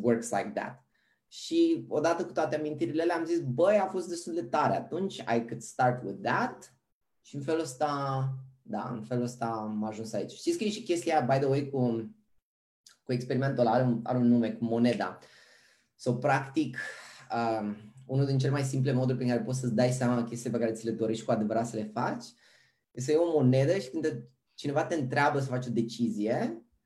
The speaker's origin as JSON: {"language": "Romanian", "town": "Pitești", "region": "Argeș", "country": "Romania", "also_born_or_lived": "Bucharest, Romania", "moved": "as an adult", "lives_now": "Amsterdam, Netherlands", "said": "sunt originar din Pitești"}